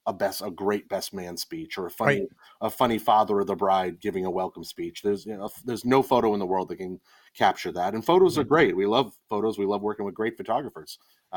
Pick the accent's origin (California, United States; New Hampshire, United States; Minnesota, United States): New Hampshire, United States; Nashua; now in Manchester, United States; Yeah, born and raised in Nashua, New Hampshire, class of 98.